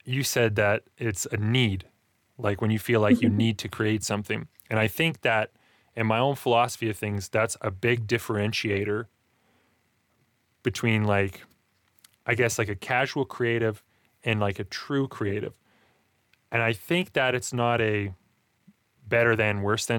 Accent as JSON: {"language": "English", "region": "Alberta", "country": "Canada", "tie": "born or raised there", "said": "I grew up in Alberta, Canada."}